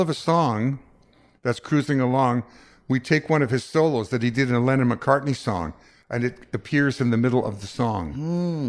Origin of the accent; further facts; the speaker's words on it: Winnipeg, Manitoba, Canada; growing up in Winnipeg, after the war